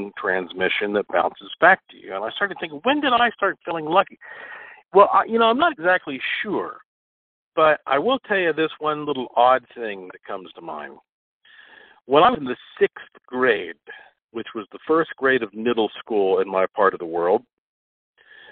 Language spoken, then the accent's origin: English; North Carolina, United States; also born or lived in Puerto Rico; I was born in North Carolina